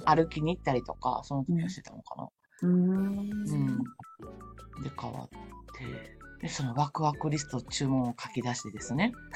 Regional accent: Osaka, Japan; also born or lived in Shiga Prefecture; now in Shiga, Japan; 大阪生まれ、大阪育ちで、今は滋賀県在住の

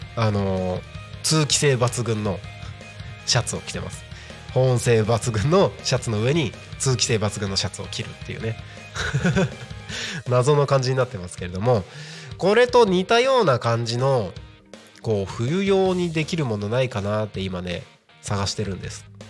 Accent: Tohoku, Japan; moved away as an adult; now in Tako, Japan; 東北生まれで冬大好き雪大好き

